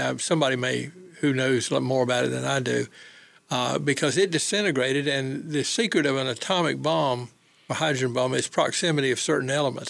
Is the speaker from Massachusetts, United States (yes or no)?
no; Goldsboro, North Carolina, United States; my hometown of Goldsboro.